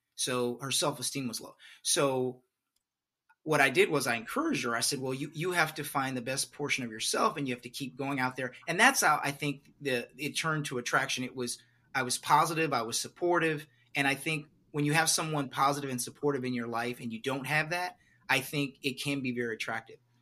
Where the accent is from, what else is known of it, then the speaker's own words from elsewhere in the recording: Beaumont, Texas, United States; I'm originally from a place called Beaumont, Texas